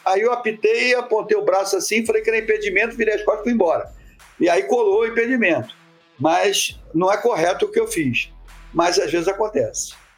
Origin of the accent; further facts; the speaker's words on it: Rio de Janeiro, Brazil; eu comecei no futebol de praia em Copacabana, onde eu nasci